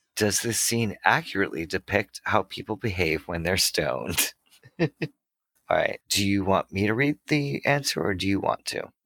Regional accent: Massachusetts, United States; I'm from Massachusetts

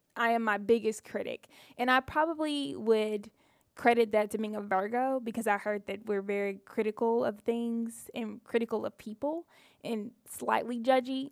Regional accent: Mississippi, United States; I'm a Mississippi girl, born and raised

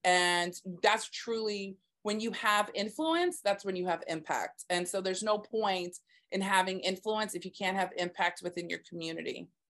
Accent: Texas, United States; now in Staten Island, United States; I'm actually from Texas, born and raised

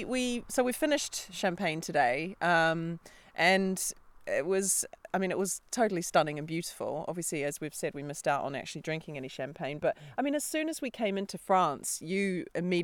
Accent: New Zealand; we're from New Zealand

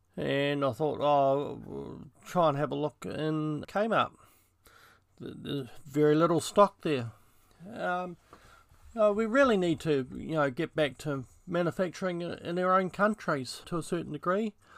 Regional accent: New Zealand; I grew up in New Zealand

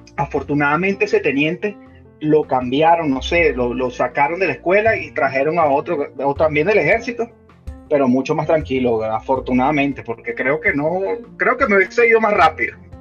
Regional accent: Venezuela; moved away as an adult; also born or lived in Panama; now in United States; yo salí de Venezuela vía Panamá

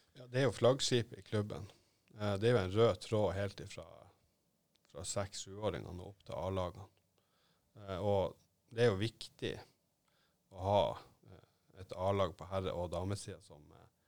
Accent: Narvik, Nordland, Norway; hjemme i Narvik

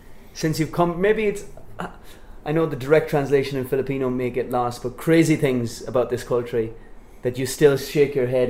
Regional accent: Ireland; now in Philippines; I'm Irish

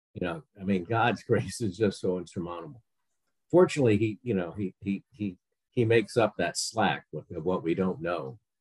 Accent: Connecticut, United States; I grew up in Connecticut

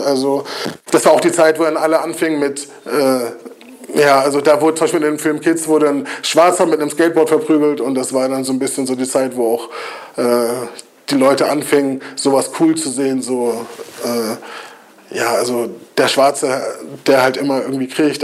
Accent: Kiel, Schleswig-Holstein, Germany; ich bin auch Kieler und ich kenne die Strukturen in Kiel und ich weiß, was mir als Jugendlichen gefehlt hat.

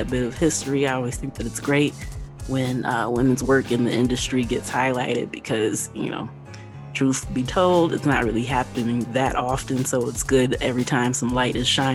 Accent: Kalamazoo, Michigan, United States; I am from Kalamazoo.

